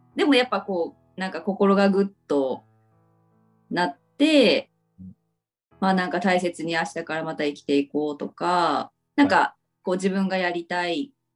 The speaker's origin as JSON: {"language": "Japanese", "town": "Ibusuki", "region": "Kagoshima", "country": "Japan", "tie": "born or raised there", "moved": "yes", "said": "実家が指宿ですね。"}